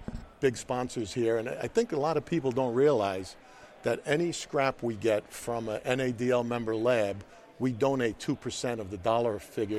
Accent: New York, United States; accent: Italian Bronx; my Italian Bronx accent

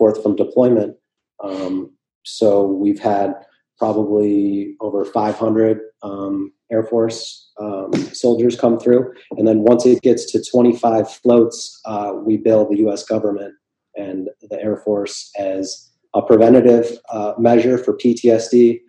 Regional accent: Minneapolis, Minnesota, United States; now in Florida, United States; I'm from Minneapolis originally

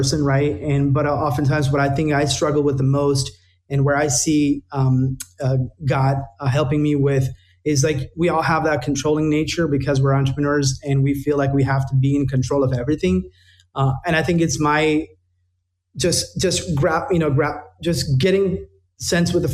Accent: India; now in United States; I was born and raised in India

